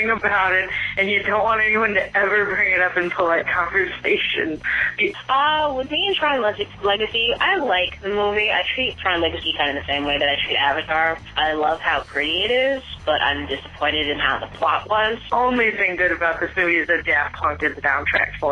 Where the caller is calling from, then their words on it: Maryland, United States; Hi, it's … from Maryland